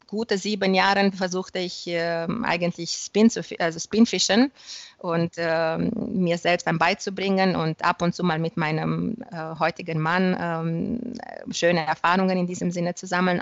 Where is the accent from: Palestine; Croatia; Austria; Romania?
Romania; also born or lived in Germany; ich habe ähm, der erste rumänische Reisebüro in der Fliegenfischeszene gegründet